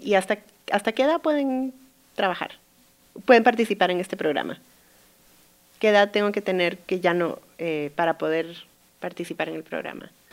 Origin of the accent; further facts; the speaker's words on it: Guatemala; moved away; yo crecí en Guatemala